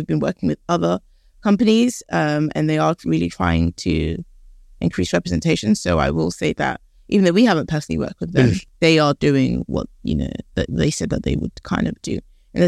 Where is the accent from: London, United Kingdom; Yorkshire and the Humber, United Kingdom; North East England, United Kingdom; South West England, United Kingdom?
London, United Kingdom; also born or lived in Canada / Philadelphia, United States / Ghana; I grew up here in London